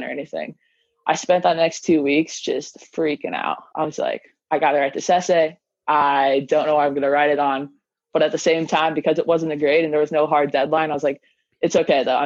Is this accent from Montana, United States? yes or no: yes; Libby, Montana, United States; I grew up in Libby, which is a crazy small town in Northwest Montana.